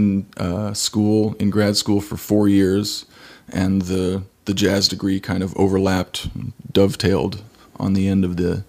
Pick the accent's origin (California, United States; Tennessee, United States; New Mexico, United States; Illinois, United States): New Mexico, United States; Santa Fe; now in Kansas City, United States; before that, I grew up in Santa Fe, New Mexico, and mm-hmm. did 2 years at University of New Mexico as a percussion major, transferred to Ball State in Indiana